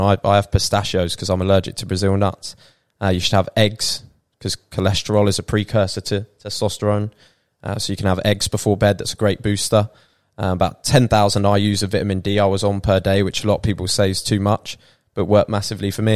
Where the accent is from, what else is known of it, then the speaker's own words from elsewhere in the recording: Peterborough, East of England, United Kingdom; moved away as an adult; also born or lived in Bournemouth; now in Thailand; we grew up in Peterborough